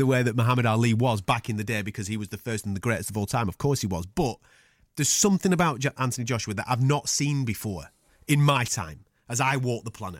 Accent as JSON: {"language": "English", "country": "United Kingdom", "said": "No, mate, I'm British."}